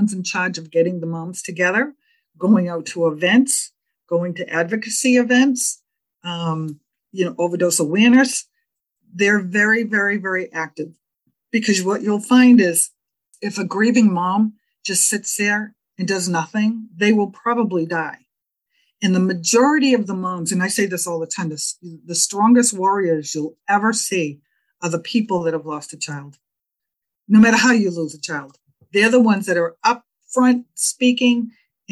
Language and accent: English; Massachusetts, United States; I'm from Massachusetts and my attorney general is Maura Healey.